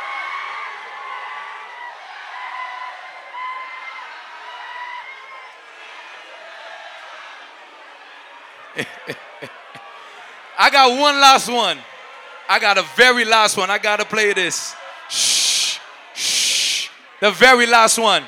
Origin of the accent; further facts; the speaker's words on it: Haiti; now in New York City, United States; I grew up in Haiti, but my French is not that good anymore.